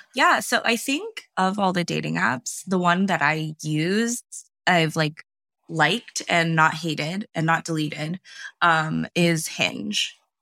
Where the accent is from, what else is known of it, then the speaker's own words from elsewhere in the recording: California, United States; also born or lived in various places in the United States; I am based in California. Um, I grew up here for the most part, and I've lived